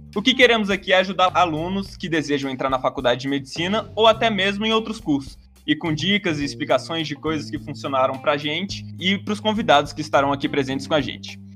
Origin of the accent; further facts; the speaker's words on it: Brasília, Federal District, Brazil; Eu venho de Brasília, sou natural de Brasília, fiz todo o meu processo escolar aqui